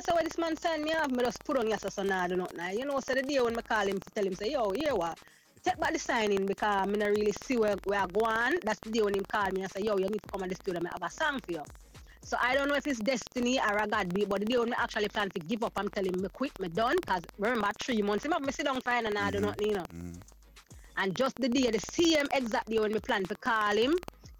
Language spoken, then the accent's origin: English; Spanish Town, Saint Catherine, Jamaica; I was born and raised in Spanish Town, in St. Catherine, that's in Jamaica